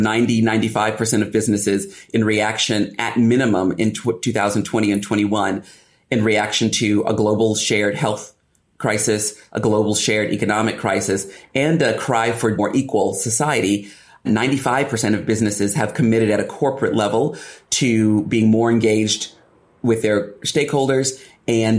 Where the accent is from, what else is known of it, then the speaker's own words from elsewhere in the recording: United States; moved away as an adult; now in United Kingdom; as an Afro-Caribbean, American, British woman